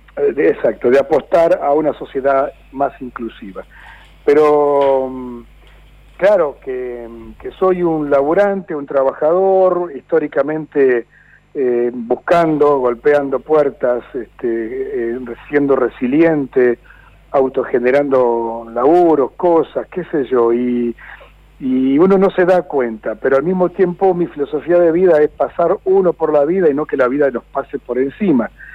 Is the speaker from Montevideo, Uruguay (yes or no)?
no; Juan Lacaze, Colonia, Uruguay; now in Argentina; aquel entonces donde yo nací, cuando yo nací eran si no me equivoco, 12.000, 10.000 habitantes.